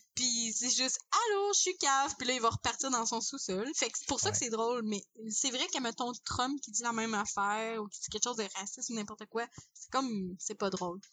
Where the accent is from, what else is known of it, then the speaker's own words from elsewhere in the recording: Quebec, Canada; en tant que québécois oui on dans un Canada on est minoritaire